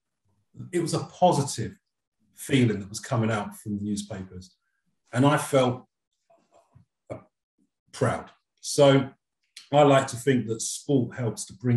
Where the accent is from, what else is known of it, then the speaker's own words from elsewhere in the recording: London, United Kingdom; as a Londoner